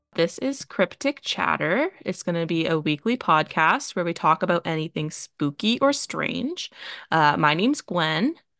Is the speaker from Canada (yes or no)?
yes; Canada; accent: Canadian; we're both from Canada